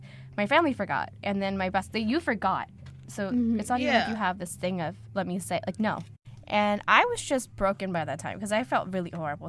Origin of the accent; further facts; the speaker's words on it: South India, India; now in United States; I'm from the South